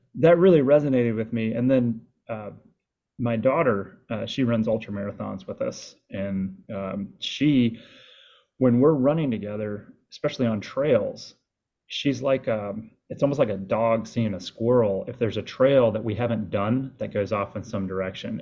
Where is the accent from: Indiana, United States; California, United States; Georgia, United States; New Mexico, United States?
Georgia, United States; Marietta; moved away; also born or lived in Carolina North Forest area (North Carolina)